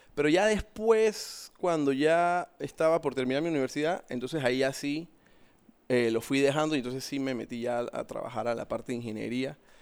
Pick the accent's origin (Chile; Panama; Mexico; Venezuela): Panama; soy panameño, 42 años